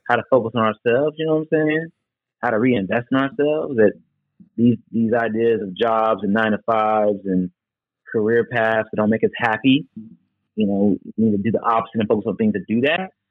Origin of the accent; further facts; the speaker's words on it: Charlotte, North Carolina, United States; moved away as an adult; also born or lived in Washington, D.C. / New York City; I grew up in Charlotte, but obviously as a kid, I went outside and camped a lot.